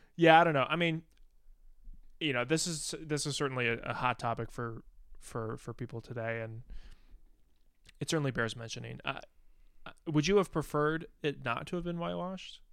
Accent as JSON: {"language": "English", "country": "United States", "said": "as an American"}